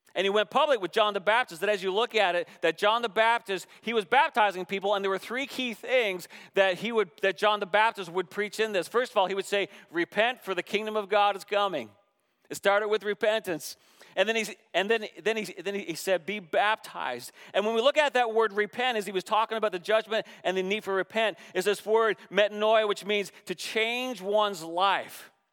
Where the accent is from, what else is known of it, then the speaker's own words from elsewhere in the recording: Canada; moved away; also born or lived in Seattle, United States / Jackson, Mississippi, United States / Northern Virginia, United States; As a Canadian being two hours from the border